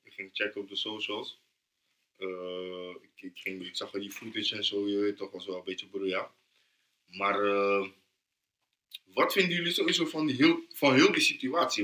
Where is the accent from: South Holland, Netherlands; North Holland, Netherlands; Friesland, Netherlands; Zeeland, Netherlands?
South Holland, Netherlands; Rotterdam; Ik ben van Noord, toch? Mm. Ja, Rotterdam Noord